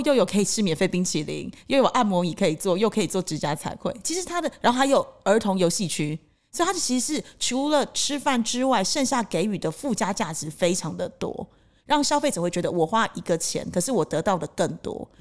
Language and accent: Chinese; Taiwan; now in Cambodia; 我台湾人